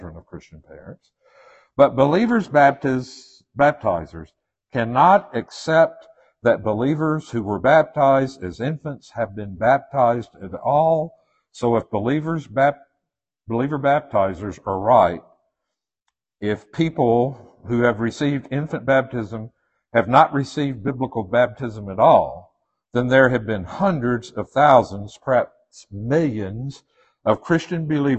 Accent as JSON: {"language": "English", "region": "Western Tennessee", "country": "United States", "tie": "born or raised there", "said": "I'm from Western Tennessee"}